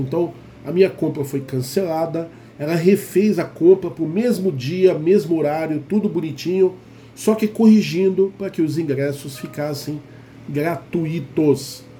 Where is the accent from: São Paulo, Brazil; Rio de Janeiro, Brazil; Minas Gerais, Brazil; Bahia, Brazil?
São Paulo, Brazil; Guarulhos; aqui, Guarulhos, minha terra